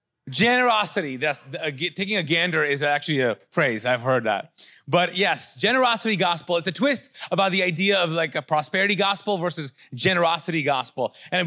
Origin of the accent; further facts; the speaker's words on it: Kuwait; moved away; I came from Kuwait as a refugee and I'd been through a war.